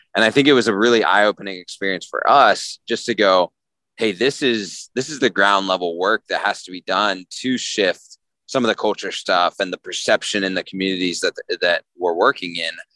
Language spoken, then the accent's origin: English; Nashville, Tennessee, United States; I'm from Nashville